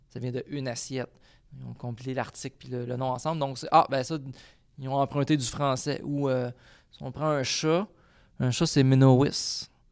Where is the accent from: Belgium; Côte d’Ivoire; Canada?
Canada; Quebec; je suis un Québécois